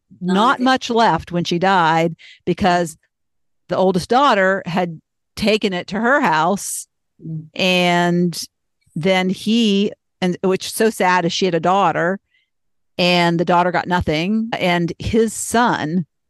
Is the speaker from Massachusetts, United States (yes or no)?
yes; Boston, Massachusetts, United States; born there; moved away; My father had 3 sisters and he was born in Boston. I was born in Boston. So everybody on his side of the family stayed in Boston, but us, we moved.